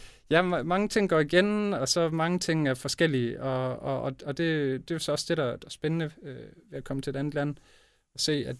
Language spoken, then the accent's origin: Danish; Broballe, Southern Denmark, Denmark; et syvmandshold i Broballe IF, øh, hvor jeg voksede op